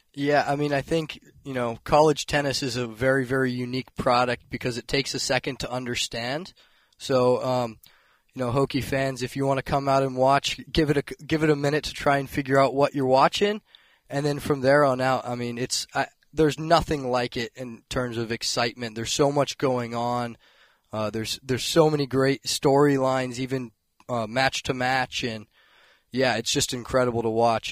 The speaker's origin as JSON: {"language": "English", "town": "Blacksburg", "region": "Virginia", "country": "United States", "tie": "born or raised there", "said": "growing up in Blacksburg"}